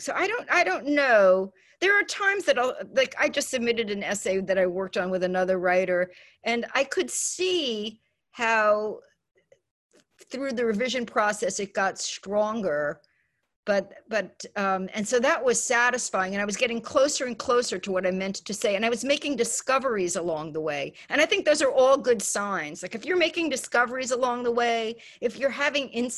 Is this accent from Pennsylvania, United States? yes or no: no; New York City, New York, United States; moved away; growing up in the Bronx and not doing well in school